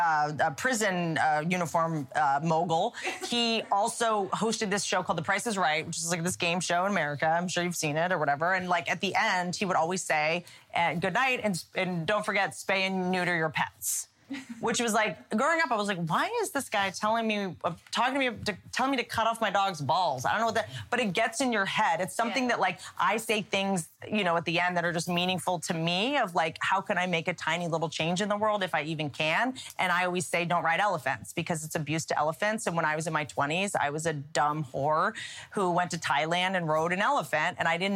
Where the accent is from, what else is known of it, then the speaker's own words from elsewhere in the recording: Russia; between growing up in Russia and being in prison, I mean, you basically are always in cryo freeze.